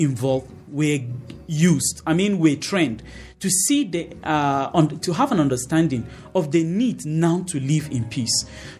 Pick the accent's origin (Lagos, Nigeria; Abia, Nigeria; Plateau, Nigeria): Plateau, Nigeria; Kufang; I was from Kufang, Miango Road. There were those from Dadinkoa.